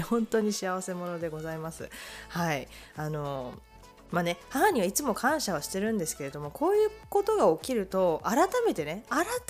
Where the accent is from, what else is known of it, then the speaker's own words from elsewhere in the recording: Japan; now in Canada; 日本で生まれ育っているので